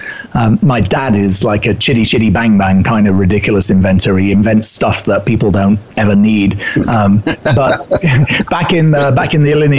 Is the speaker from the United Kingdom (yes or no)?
yes; United Kingdom; accent: British; moved away as an adult; also born or lived in New York City; You can tell by my accent, I'm originally British